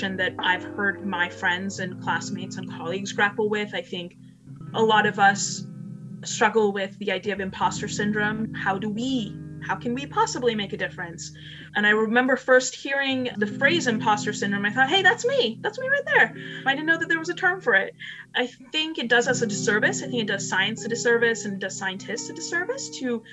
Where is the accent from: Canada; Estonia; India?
India; moved away; I was born in India